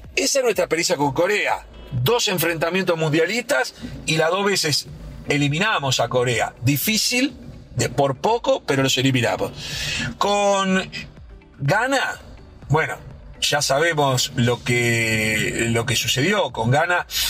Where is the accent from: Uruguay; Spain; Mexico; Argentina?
Uruguay